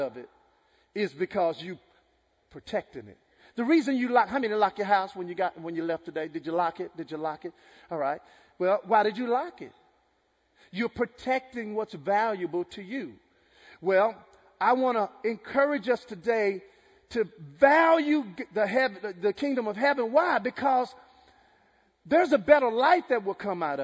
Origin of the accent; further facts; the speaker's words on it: Texas, United States; I'm from Texas